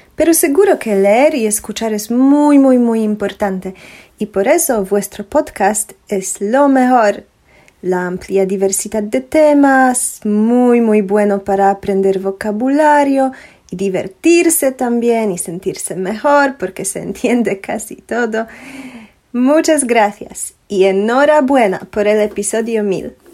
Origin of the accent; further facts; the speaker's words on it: Poland; Spanish is a second language; soy polaca, original